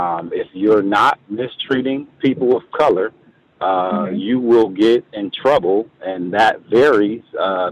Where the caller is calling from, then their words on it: Milwaukee, Wisconsin, United States; I'm actually calling from Milwaukee, Wisconsin, and I just had one question.